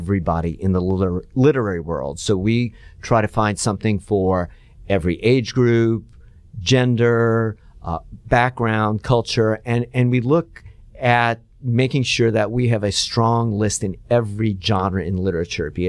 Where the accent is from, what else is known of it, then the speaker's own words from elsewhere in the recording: Atlanta, Georgia, United States; I'm almost from Atlanta. I've been here since I was 6 years old.